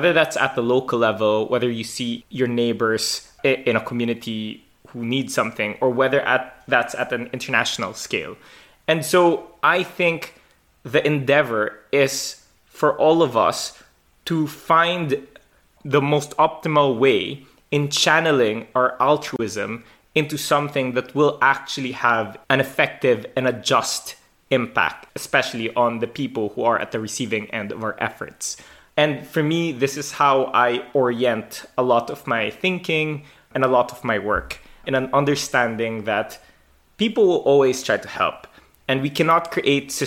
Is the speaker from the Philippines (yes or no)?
yes; Philippines; I grew up in the Philippines